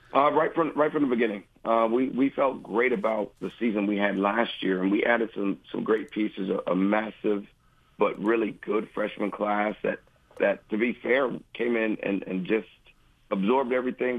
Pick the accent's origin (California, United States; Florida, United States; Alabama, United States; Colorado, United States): Alabama, United States; Huntsville; now in Athens, United States; I grew up in Huntsville, Alabama